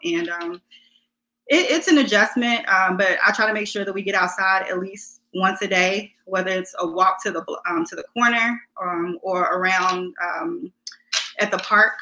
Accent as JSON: {"language": "English", "country": "United States", "tie": "born or raised there", "said": "I grew up in Woodlawn"}